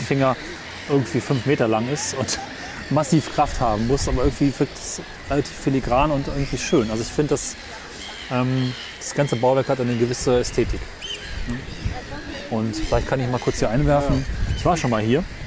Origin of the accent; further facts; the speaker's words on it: Germany; bei mir zu Hause in dem Dorf, wo ich aufgewachsen bin